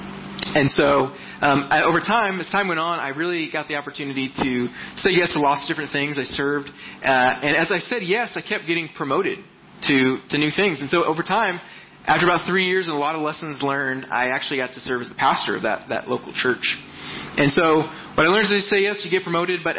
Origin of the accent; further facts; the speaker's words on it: Texas, United States; moved away as an adult; also born or lived in Mississauga, Canada; I'm originally from Texas